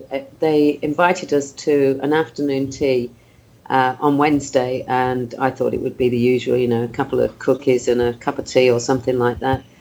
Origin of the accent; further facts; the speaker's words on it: New Zealand; I, I, raced as a Kiwi and I went to the Kiwi um, afternoon tea